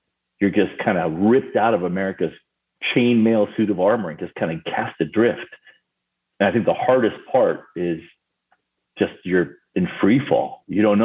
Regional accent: Paris, Île-de-France, France; moved away; also born or lived in Argentina; I was actually born in Argentina and I grew up in Paris, France.

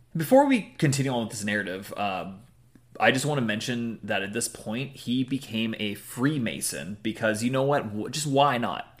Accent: Newport Beach, California, United States; my hometown of Newport Beach, California

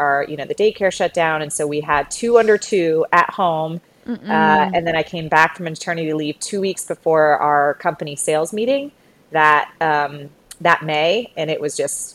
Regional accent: Ohio, United States; also born or lived in Boston; now in Utah, United States; I hail from Ohio originally.

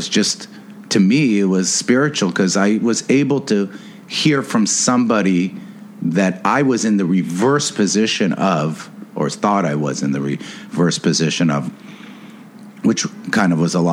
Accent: Beverly Hills, California, United States; I grew up in Beverly Hills

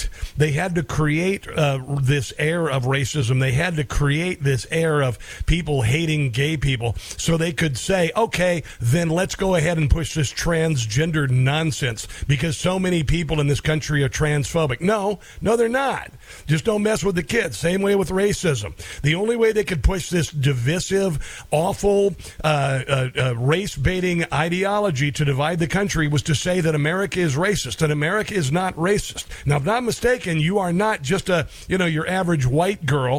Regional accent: United States; I grew up in the United States where we watched Sesame Street. We watched the Jeffersons. I'm a white guy

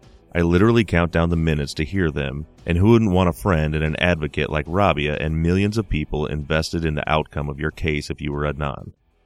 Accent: Melbourne, Victoria, Australia; now in London, United Kingdom; living for the last 6 years in London, I'm from Melbourne, Australia

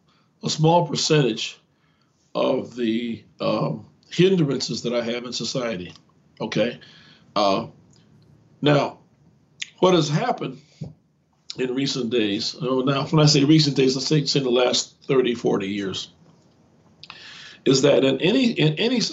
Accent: Gary, Indiana, United States; I grew up in the Chicago area, in Gary, Indiana, to be exact.

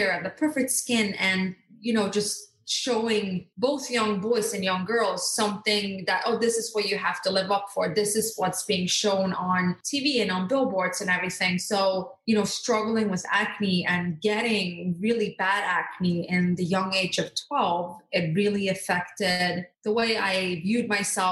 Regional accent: Norway; born or raised there; also born or lived in Skiathos, Greece; now in United States

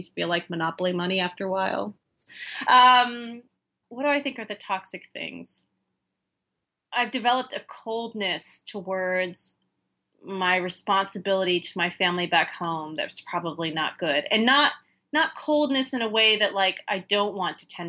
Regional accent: United States; moved away as an adult; also born or lived in London, United Kingdom / China

